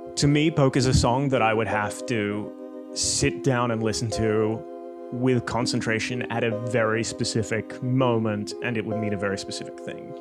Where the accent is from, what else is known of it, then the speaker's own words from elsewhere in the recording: Australia; Growing up in Australia, now house like three streets back from the beach.